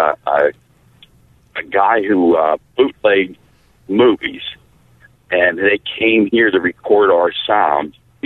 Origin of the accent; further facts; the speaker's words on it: Pittsburgh, Pennsylvania, United States; I was from the South Hills